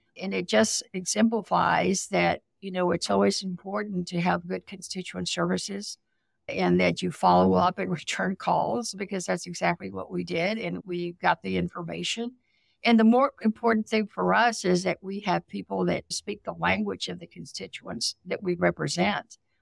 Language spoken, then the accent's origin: English; South Texas, United States; I grew up poor in South Texas